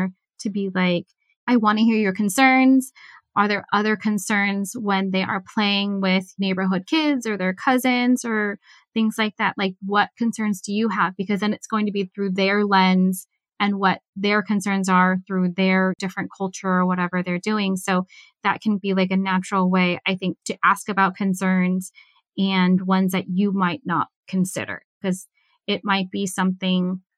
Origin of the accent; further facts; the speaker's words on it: United States; also born or lived in Japan; I am Chinese American